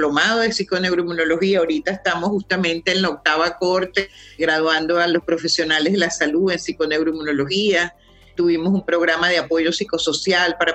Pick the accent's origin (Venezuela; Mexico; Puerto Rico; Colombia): Venezuela; Y cuando regresé a Venezuela, fíjate, entré a trabajar en una facultad de medicina.